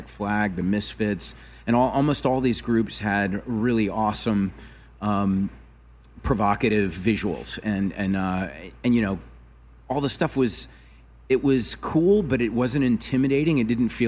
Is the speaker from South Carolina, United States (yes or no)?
yes; South Carolina, United States; moved away; also born or lived in Rhode Island / Los Angeles; I grew up in South Carolina where it's very traditional